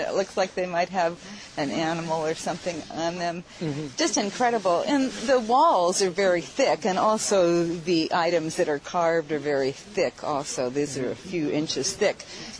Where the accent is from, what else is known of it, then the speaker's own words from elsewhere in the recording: Mendocino, California, United States; Thank you. I am from Mendocino, California.